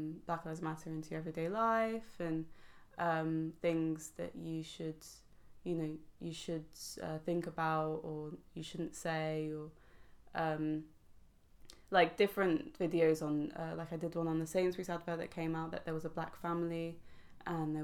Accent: London, United Kingdom; I'm from London and half my family are black as well

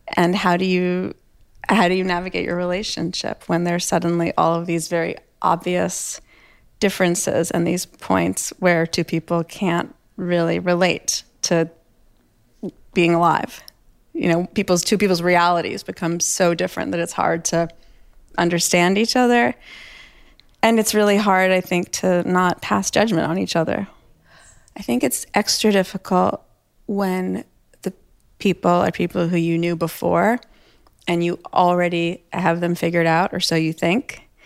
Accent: New York, United States; also born or lived in Toronto; I'm from New York

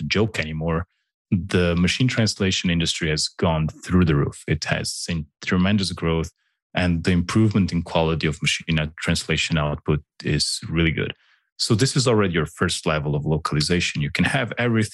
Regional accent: Slovenia; English is a second language; I'm from Slovenia.

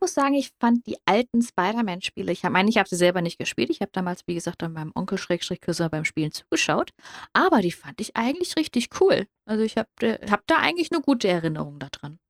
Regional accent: Hesse, Germany; ich komme aus Hessen

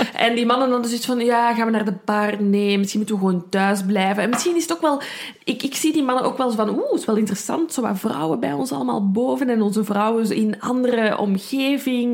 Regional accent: Brussels, Brussels-Capital Region, Belgium; ik ben van Brussel, ik kan er niet aan doen. Soms komt er iets Frans uit.

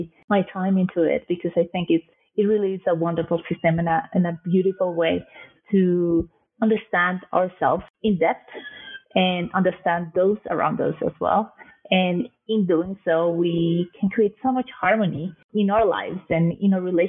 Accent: Colombia; also born or lived in Canada / New York City, United States; now in London, United Kingdom; I am originally from Colombia

